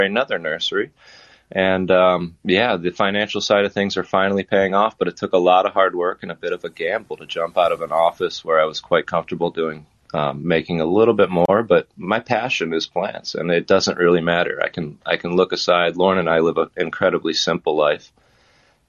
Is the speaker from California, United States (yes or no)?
no; Ohio, United States; moved away as an adult; also born or lived in West Palm Beach, Florida / Columbus, Ohio; now in Florida, United States; I'm an Ohioan.